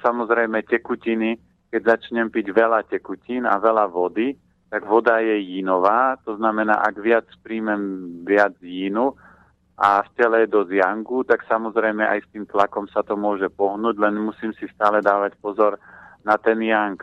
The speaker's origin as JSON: {"language": "Slovak", "area": "Orava", "region": "Žilina Region", "country": "Slovakia", "tie": "born or raised there", "said": "ja som vyrastal na Orave, e, v klobáskovej rodine"}